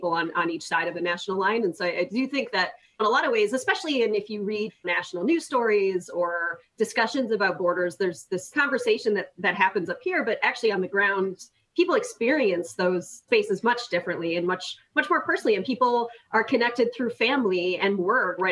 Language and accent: English; Detroit, Michigan, United States; moved away as an adult; also born or lived in Ontario, Canada; I grew up actually in the Detroit area.